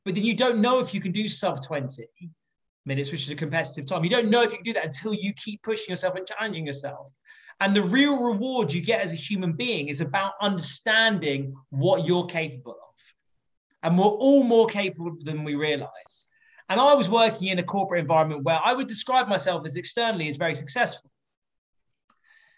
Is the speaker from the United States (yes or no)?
no; England, United Kingdom; I'm English